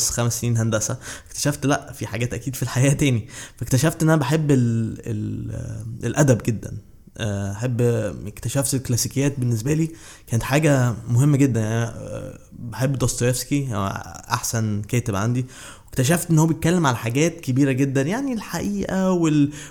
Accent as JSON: {"language": "Arabic", "country": "Saudi Arabia", "tie": "born or raised there", "also_born_or_lived": "Cairo, Egypt / Bahrain", "said": "اتولدت في القاهرة بس آه، بعد كده رحت آه، كان اهلي بيشتغلوا في الخليج في, في السعوديه وبعد كده البحرين والخبرات دي فعلا آه، اثرت عليا قوي"}